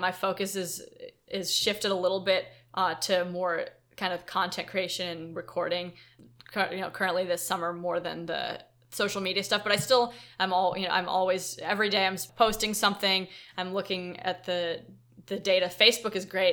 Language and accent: English; Silicon Valley, California, United States; we're from Silicon Valley